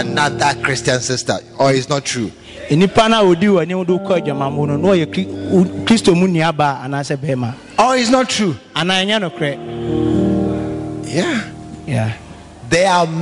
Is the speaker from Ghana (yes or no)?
yes; Kumasi, Ashanti, Ghana; I'm coming from right here, Bantama Kumasi here